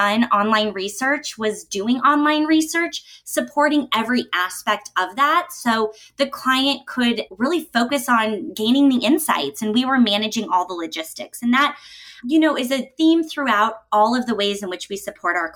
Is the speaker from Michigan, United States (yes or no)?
no; Denver, Colorado, United States; I was able to work as a client service specialist in my hometown of Denver with the Fieldwork team